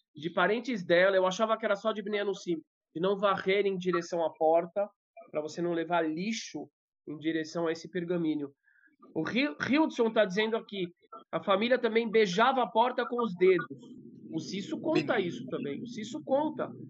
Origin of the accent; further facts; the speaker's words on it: Brazil; eu sou primeira geração nascida no Brasil